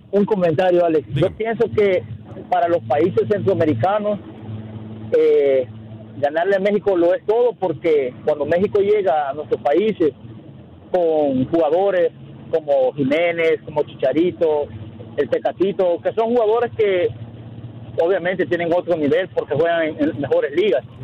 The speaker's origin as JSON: {"language": "Spanish", "country": "El Salvador", "said": "yo como aficionado salvadoreño"}